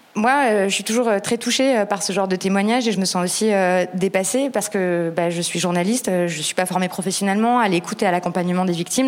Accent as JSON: {"language": "French", "town": "Paris", "region": "Île-de-France", "country": "France", "said": "je suis parisienne"}